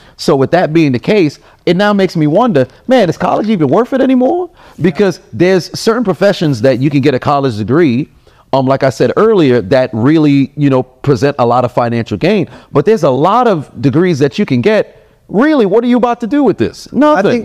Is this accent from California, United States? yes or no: no; New York, United States; I'm from New York